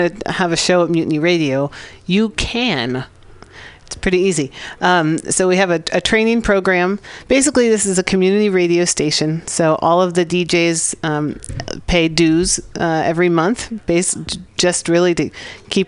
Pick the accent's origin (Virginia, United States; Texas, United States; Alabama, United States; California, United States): California, United States; San Francisco; also born or lived in Santa Barbara; I grew up in San Francisco near Ocean Beach, and then went to UC Santa Barbara